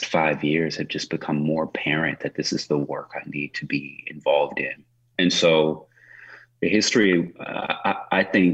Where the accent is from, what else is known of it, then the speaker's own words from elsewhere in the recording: Oklahoma, United States; now in Oakland, United States; he and I grew up in Oklahoma